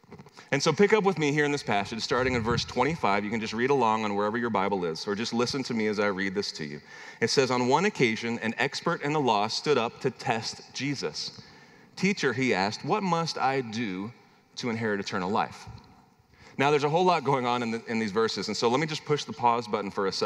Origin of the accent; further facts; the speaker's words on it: Midwest, United States; also born or lived in Minnesota; now in Arkansas, United States; I'm originally from the Midwest